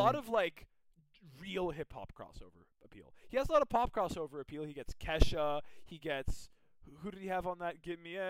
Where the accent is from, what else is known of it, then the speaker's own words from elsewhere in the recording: Miami, Florida, United States; I'm from Miami